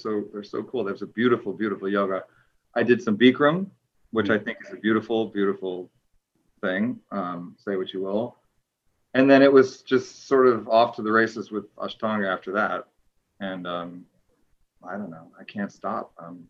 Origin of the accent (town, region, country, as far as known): Encinitas, California, United States; now in New York, United States